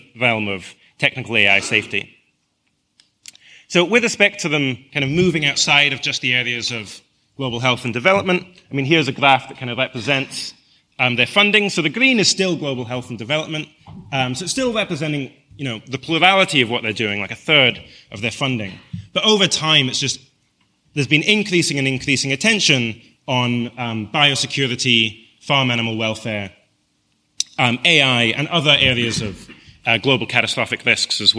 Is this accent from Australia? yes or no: no; Scotland, United Kingdom; I come from Scotland that has a population of 5 million.